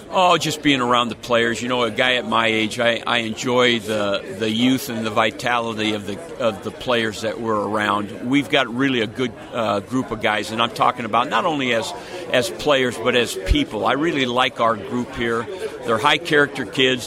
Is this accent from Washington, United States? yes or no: yes; Seattle, Washington, United States; moved away; I'm from Seattle originally